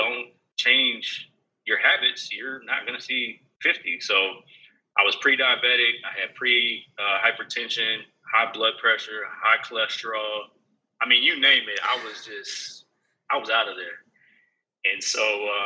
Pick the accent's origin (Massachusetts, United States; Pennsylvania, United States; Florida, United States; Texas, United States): Texas, United States; Houston; born or raised there; also born or lived in Denver, Colorado / California / Georgia